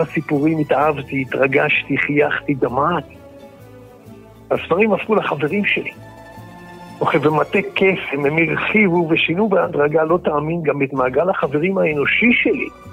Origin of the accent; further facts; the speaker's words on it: Israel; גרנו בכפר ערבי נטוש ליד תל אביב